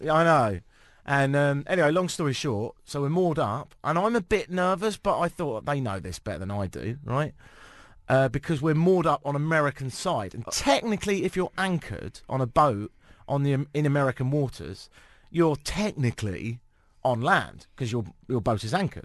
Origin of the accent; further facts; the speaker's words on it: United Kingdom; moved away as an adult; also born or lived in Ottawa, Canada; now in Toronto, Canada; I'm British and I don't have a Canadian passport yet